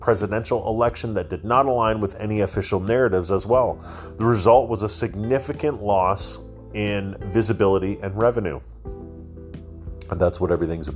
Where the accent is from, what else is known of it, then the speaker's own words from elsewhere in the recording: Canada; I'm a Canadian knuckle dragger